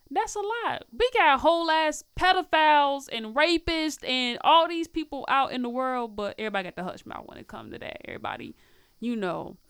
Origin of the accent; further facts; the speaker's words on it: Nashville, Tennessee, United States; moved away as an adult; also born or lived in Peoria / Illinois; now in Chicago, United States; I was raised in Nashville, Tennessee, elementary school